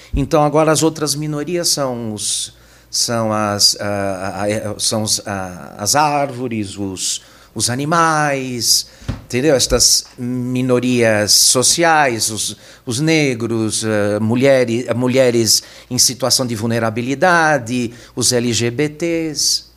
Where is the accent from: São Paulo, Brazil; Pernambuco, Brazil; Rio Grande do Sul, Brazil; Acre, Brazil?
São Paulo, Brazil; Eu nasci, eu sou natural aqui de São Paulo, eu nasci na Moca.